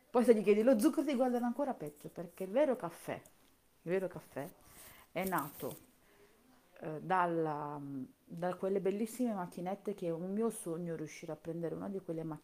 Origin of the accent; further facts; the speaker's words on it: Campania, Italy; io sono campana, sono della provincia di Napoli, purtroppo, anche se non si sente dall'accento